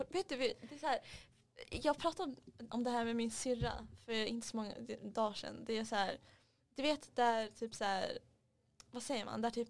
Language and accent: Swedish; Stockholm, Stockholm County, Sweden; Kolla jag, jag är från, från Alvik.